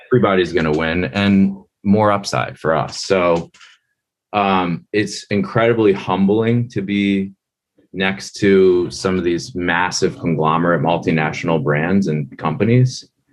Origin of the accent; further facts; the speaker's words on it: Linthicum, Maryland, United States; The town I grew up in is called Linthicum, Maryland